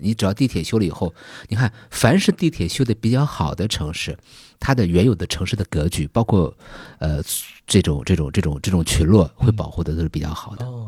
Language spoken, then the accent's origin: Chinese; Tianjin, China; 我是天津人